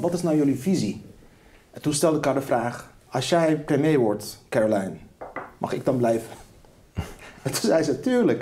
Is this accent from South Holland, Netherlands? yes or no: yes; Rotterdam, South Holland, Netherlands; Ik ben in Rotterdam-Lombardij opgegroeid